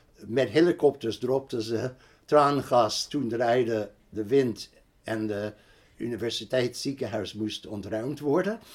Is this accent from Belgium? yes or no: no; New York, United States; Dutch is a second language; moved away as an adult; also born or lived in Berkeley, California; now in Amsterdam, Netherlands; Ik was in de jaren 60 verhuisd van New York, waar ik opgegroeid ben, waar ik gestudeerd had, naar Berkeley, Californië.